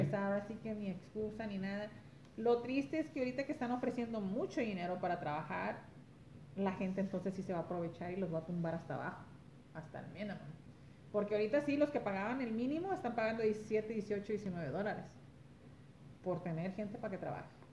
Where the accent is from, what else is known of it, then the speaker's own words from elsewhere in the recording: Los Angeles, California, United States; moved away; Soy originaria de Los Ángeles, California, padres mexicanos, Michoacán y Jalisco